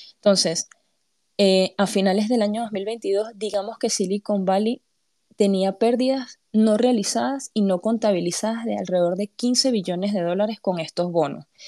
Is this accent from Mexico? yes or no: no; Panama; vengo de Panamá